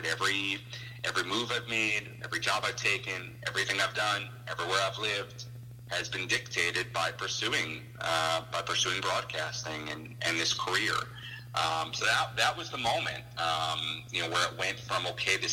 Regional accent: New York, United States; moved away as an adult; also born or lived in Chicago, Illinois; A lot of the people I grew up with here in New York, I mean, being from this area

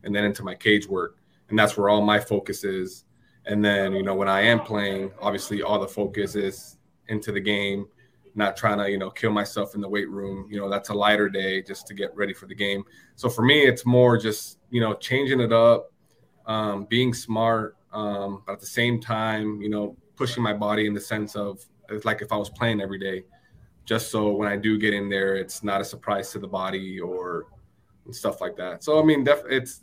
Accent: Orlando, Florida, United States; also born or lived in Miami / Puerto Rico; growing up in Orlando and just being with so many, you know, Hispanics, and then going to school in Miami with Cubans

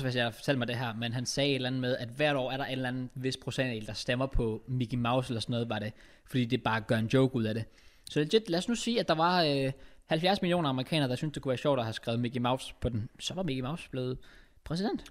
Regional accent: Denmark

